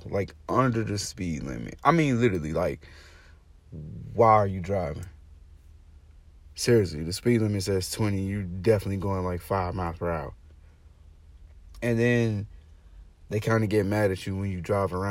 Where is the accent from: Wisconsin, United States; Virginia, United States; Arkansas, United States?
Arkansas, United States; now in Florida, United States; Originally, I'm from Arkansas